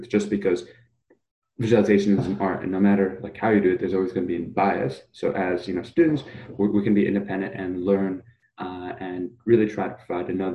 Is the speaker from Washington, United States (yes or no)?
no; New York, United States; also born or lived in Germany; moved to New York when I was five